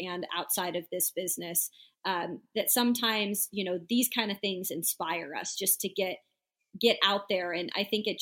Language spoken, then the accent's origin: English; Spokane, Washington, United States; my hometown of Spokane, Washington